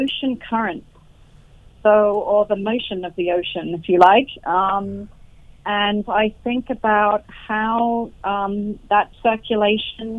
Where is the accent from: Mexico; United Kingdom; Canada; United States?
United Kingdom; where I grew up in the United Kingdom.